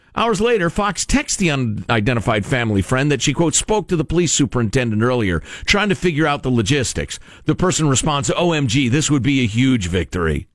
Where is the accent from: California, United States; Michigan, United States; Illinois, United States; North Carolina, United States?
Illinois, United States; Chicago; growing up in Chicagoland uh, from the time I was a very little kid